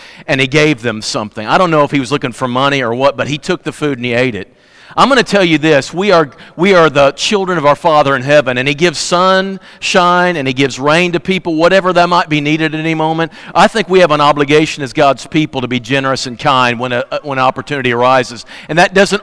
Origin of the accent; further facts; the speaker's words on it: Fredericktown, Missouri, United States; also born or lived in Kennett, Missouri; I'm from Kennett. I'm from Fredericktown